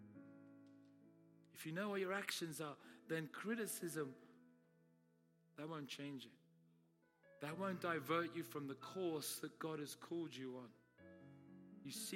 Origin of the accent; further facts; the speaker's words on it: United Kingdom; I'm Brit.